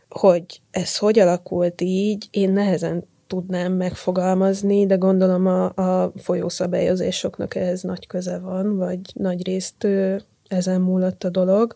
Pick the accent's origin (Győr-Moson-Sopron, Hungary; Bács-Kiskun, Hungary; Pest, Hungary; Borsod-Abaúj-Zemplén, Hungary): Pest, Hungary; Vác; Én Bácon nőttem fel, és elég gyakran jártunk a Dunára.